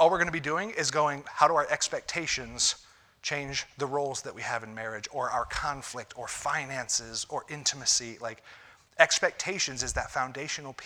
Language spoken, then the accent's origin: English; Ohio, United States; moved away; I'm from Ohio